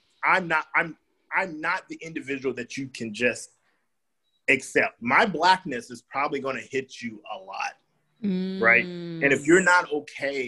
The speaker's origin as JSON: {"language": "English", "region": "the South", "country": "United States", "said": "I'm from the South"}